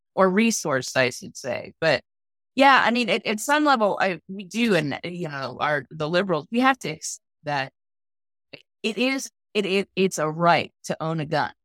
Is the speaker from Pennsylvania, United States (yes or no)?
yes; Pennsylvania, United States; I'm from Pennsylvania